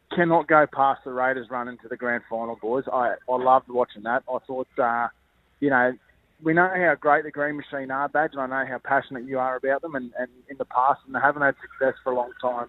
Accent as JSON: {"language": "English", "region": "Queensland", "country": "Australia", "said": "I'm a Queenslander"}